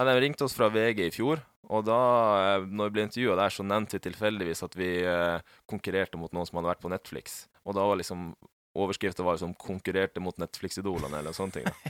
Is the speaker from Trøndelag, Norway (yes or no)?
no; Finnmark, Norway; now in Oslo, Norway; jeg er jo fra Finnmark, og det er jo mye natur